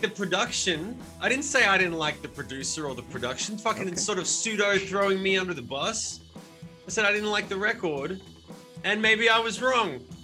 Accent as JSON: {"language": "English", "town": "Sydney", "region": "New South Wales", "country": "Australia", "tie": "born or raised there", "moved": "yes", "lives_now": "United States", "said": "I grew up in Sydney"}